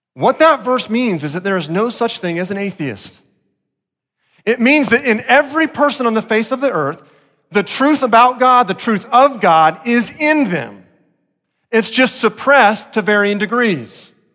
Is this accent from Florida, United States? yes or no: yes; Deerfield Beach, Florida, United States; growing up in South Florida, Deerfield Beach